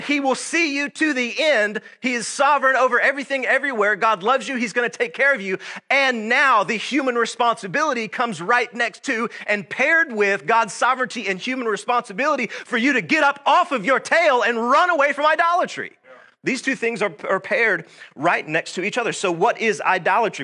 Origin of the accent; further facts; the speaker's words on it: Georgia, United States; I was born and raised right here in Georgia